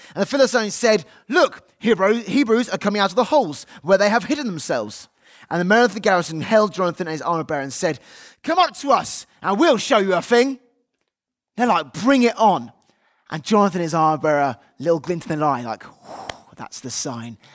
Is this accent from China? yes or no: no; United Kingdom; we're British, they might say British on our passports